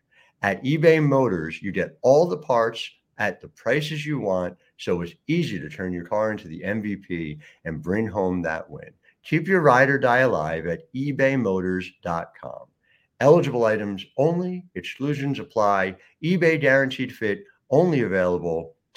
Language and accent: English; just outside of Philadelphia, Pennsylvania, United States; I grew up just outside of Philly